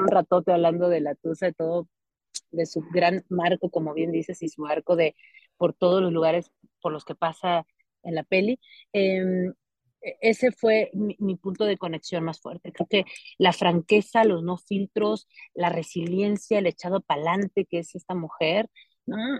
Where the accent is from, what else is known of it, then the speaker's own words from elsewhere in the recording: Álamo, Sonora, Mexico; Yo soy de Sonora, soy de un pueblo que se llama Álamo, Sonora